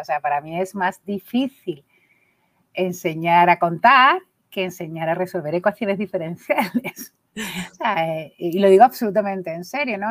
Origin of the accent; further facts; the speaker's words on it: Coria del Río, Andalusia, Spain; now in Gelves, Spain; yo me he criado en un barrio muy chungo de Coria del Río